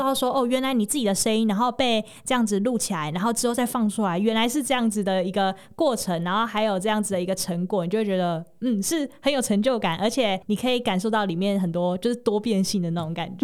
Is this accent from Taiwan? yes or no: yes; Tainan, Taiwan; moved away as an adult; now in Hsinchu, Taiwan; 因为我是台南人嘛